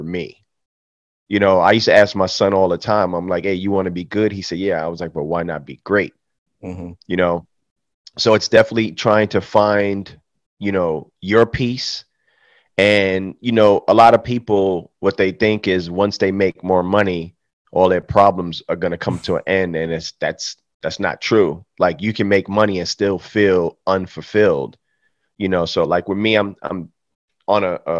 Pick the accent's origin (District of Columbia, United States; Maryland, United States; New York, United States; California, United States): New York, United States; New York City; moved away as an adult; now in Atlanta, United States; I'm from Atlanta, Georgia, originally from the Bronx, New York, but I've been in Atlanta since 2002